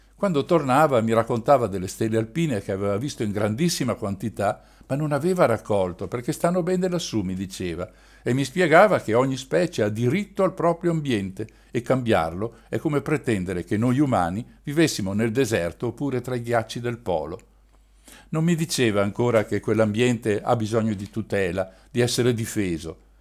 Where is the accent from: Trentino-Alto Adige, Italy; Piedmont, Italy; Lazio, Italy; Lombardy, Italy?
Trentino-Alto Adige, Italy; in un paese di campagna ai piedi delle montagne trentine